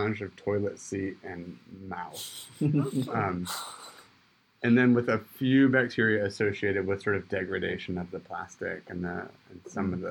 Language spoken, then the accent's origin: English; Michigan, United States; moved away; I grew up in Michigan, went to the tropics